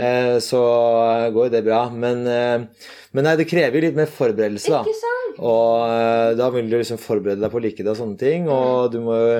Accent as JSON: {"language": "Norwegian", "town": "Asker", "region": "Akershus", "country": "Norway", "tie": "born or raised there", "said": "hjemme i Asker da, så er barndomsrommet til meg og broren min mm. intakt"}